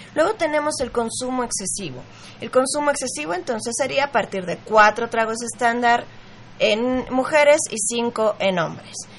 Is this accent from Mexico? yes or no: yes; Mexico; en México, para empezar, somos fiesteros, somos latinos